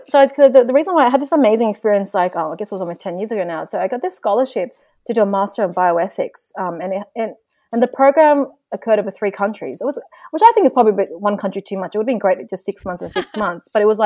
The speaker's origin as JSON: {"language": "English", "country": "Australia", "tie": "born or raised there", "also_born_or_lived": "Belgium", "first_language": "Vietnamese", "said": "because I was born and raised in Australia, like going to school, English becomes very dominant from a young age. So English is my primary language basically these days. But Vietnamese is, I am bilingual and I speak it pretty well."}